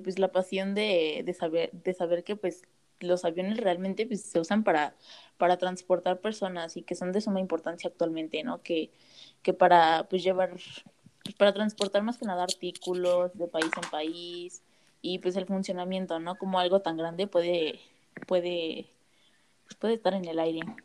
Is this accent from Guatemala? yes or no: no; Sonora, Mexico; now in Querétaro, Mexico; actualmente vivo en Querétaro, pero soy de Sonora.